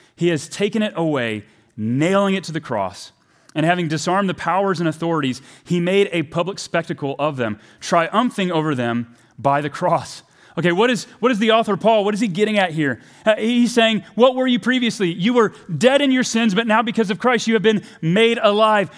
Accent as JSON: {"language": "English", "region": "the South", "country": "United States", "said": "I'm from the South"}